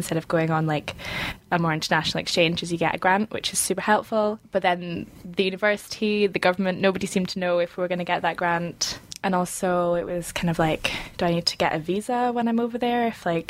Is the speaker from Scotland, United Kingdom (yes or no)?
yes; Scotland, United Kingdom; from Scotland, as you said.